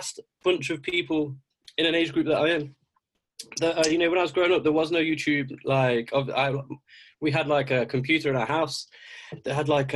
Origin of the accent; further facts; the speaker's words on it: Derbyshire / Nottinghamshire, East Midlands, United Kingdom; also born or lived in Castle Donington, Derbyshire; I grew up in Nottinghamshire, well, in Derbyshire, a little town called Castle Donington first, then I moved over a little bit into Nottinghamshire